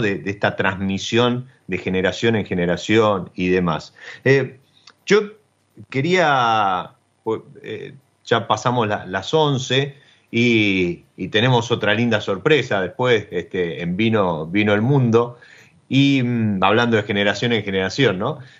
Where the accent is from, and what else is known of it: Argentina